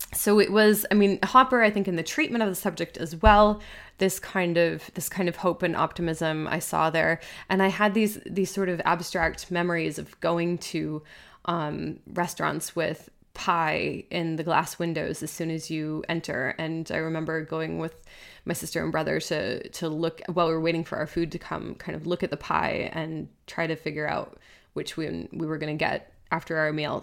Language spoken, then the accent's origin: English; United States; now in Switzerland; I'm American